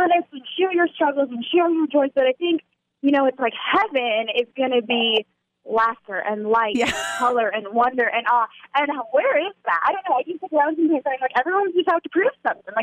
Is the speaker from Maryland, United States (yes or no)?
no; Indiana, United States; I'm sitting by the cornfields